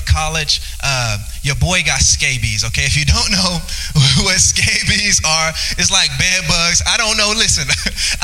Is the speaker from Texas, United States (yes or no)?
no; Louisiana, United States; now in Northwest Arkansas, United States; I'm from Louisiana